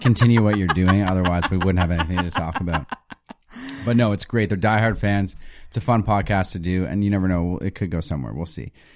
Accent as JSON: {"language": "English", "town": "Halifax", "region": "Nova Scotia", "country": "Canada", "said": "I'm from Halifax"}